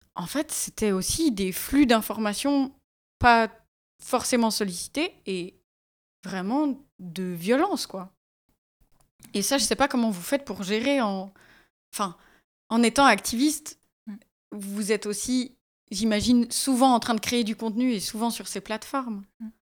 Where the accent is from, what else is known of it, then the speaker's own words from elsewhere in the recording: Valais, Switzerland; quand j'ai grandi en Valais